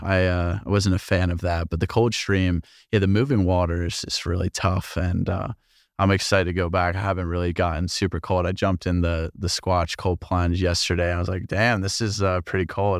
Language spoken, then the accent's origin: English; New Jersey, United States; moved away as an adult; also born or lived in Rochester; I grew up in New Jersey